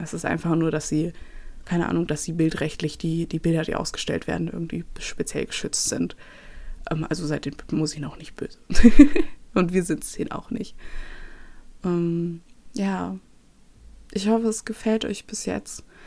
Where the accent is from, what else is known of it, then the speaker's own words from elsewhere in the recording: Nuremberg, Bavaria, Germany; moved away; ich komme aus Nürnberg ursprünglich